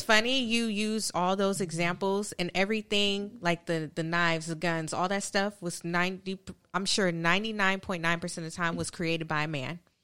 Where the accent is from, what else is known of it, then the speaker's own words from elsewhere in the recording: California, United States; moved away; I'm originally from California